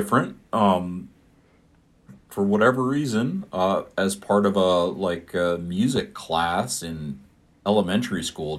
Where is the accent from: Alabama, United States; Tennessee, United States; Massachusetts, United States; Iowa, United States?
Iowa, United States; Iowa City; like any good public school sixth grader growing up in Iowa, I hoofed it over to the Iowa City Public Library